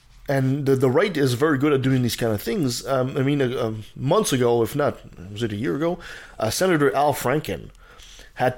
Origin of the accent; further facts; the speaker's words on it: Canada; I'm a Canadian.